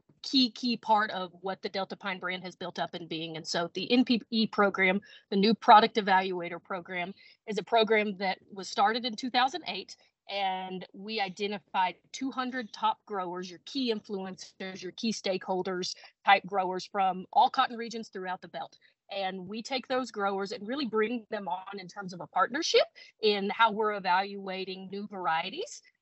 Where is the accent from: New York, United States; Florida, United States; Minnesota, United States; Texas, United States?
Texas, United States; being born and raised in Texas